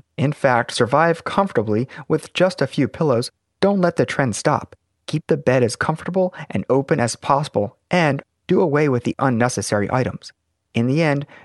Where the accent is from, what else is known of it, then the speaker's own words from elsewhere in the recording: Baltimore, Maryland, United States; my hometown of Baltimore